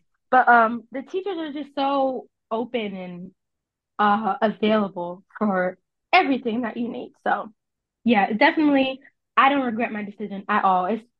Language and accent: English; New Jersey, United States; also born or lived in Texas; I'm from New Jersey. I'm from I was born in Texas, but I claim New Jersey because I was part of a military family and we moved around a lot. But I typically claim New Jersey as where I'm from.